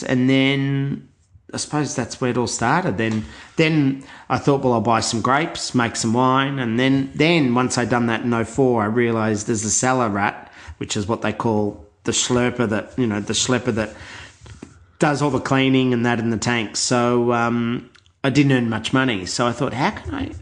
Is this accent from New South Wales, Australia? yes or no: no; Bendigo, Victoria, Australia; also born or lived in Melbourne; I was born in Melbourne, grew up in Bendigo, then moved to Melbourne when I was finished year 12